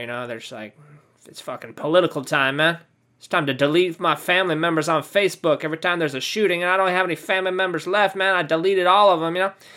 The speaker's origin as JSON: {"language": "English", "region": "California", "country": "United States", "tie": "born or raised there", "said": "I'm from California. You know, that's my hometown"}